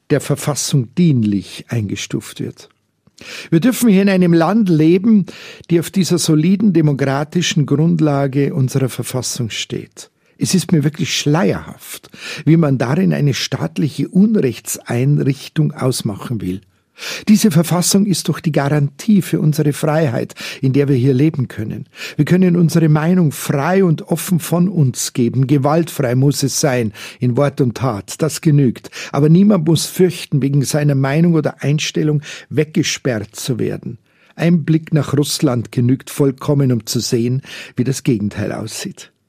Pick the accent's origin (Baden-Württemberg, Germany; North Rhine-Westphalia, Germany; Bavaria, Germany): Bavaria, Germany; Munich